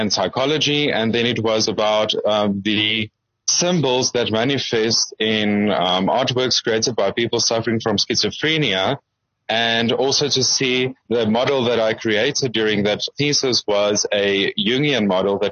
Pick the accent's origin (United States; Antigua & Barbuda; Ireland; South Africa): South Africa; Springs, Gauteng; now in Johannesburg, South Africa; I am a small town boy. I come from Springs, and then I moved to Johannesburg.